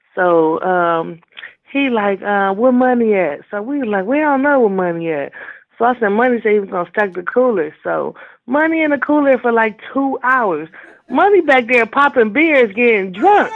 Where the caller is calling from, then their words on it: Cleveland, Ohio, United States; I'm calling from Cleveland